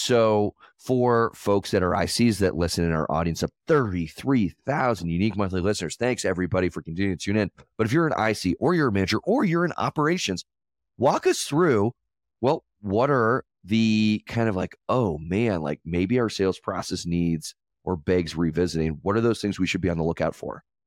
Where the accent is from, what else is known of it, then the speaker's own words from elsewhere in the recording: Denver, Colorado, United States; I'm from Colorado. I'm a Denver guy.